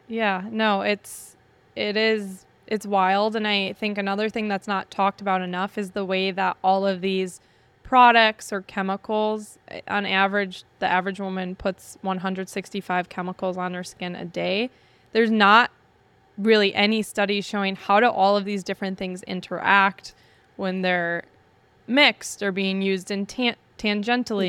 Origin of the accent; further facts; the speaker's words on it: Wisconsin, United States; I'm from Wisconsin. So I'm from an area where people are shy to ask for anything